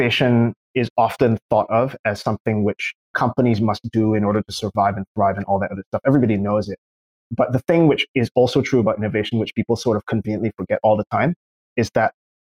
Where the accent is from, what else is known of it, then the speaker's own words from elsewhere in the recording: Singapore; moved away; also born or lived in California; I'm from Singapore originally.